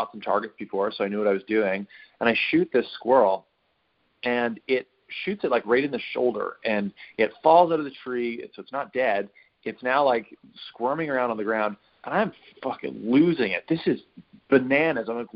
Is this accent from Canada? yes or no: yes; Western Canada, Canada; I grew up in Western Canada